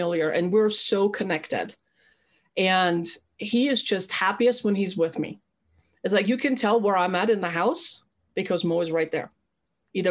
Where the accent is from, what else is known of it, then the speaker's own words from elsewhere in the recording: Germany; I was born and raised in Germany